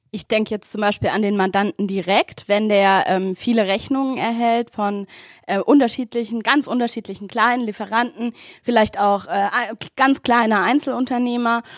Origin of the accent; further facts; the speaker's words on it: Wilhelmsfeld, Baden-Württemberg, Germany; Ich komme aus Willemsfeld, das ist im Rhein-Neckar-Kreis